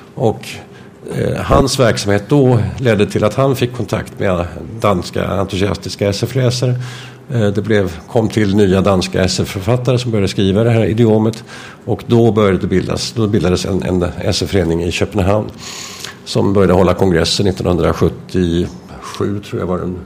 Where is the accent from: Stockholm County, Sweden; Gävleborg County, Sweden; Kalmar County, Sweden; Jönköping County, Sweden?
Stockholm County, Sweden; Stockholm; som liten gosse i Stockholm